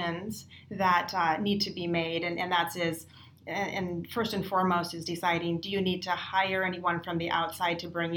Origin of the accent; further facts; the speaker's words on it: South Dakota, United States; now in Bay Area, United States; I grew up in South Dakota, and I grew up on a ranch, and I was Miss Rodeo South Dakota